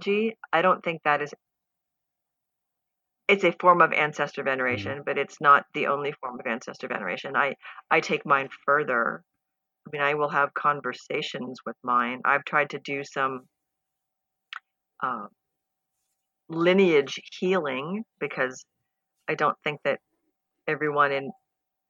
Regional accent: United States; as an American

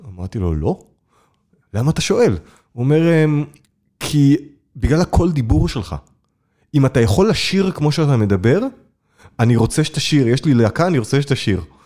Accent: Hadera, Haifa District, Israel; השכונה שבה גדלתי, בחדרה, מגיל 10 עד 18

